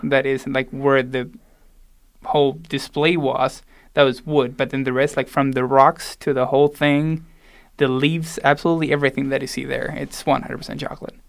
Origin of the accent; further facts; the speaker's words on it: Salta, Argentina; moved away as an adult; also born or lived in Buenos Aires, Argentina / Boulder, Colorado; now in Denver, United States; I was born in Buenos Aires and then raised all the way up north in Salta, almost in the border with, uh, Bolivia